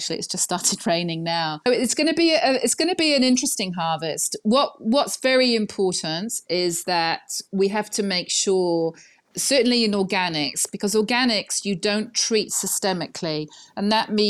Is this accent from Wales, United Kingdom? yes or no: yes; Wales, United Kingdom; also born or lived in New Zealand; now in Bordeaux, France; Maybe because we're Welsh and maybe because this is a big rugby area.